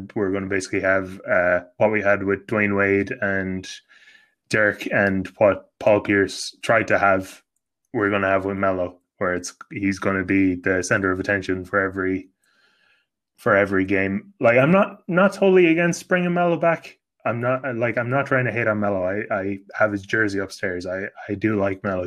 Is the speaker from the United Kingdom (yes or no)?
no; Ireland; I'm not an American, and you know, I'm not only am I white, I'm Irish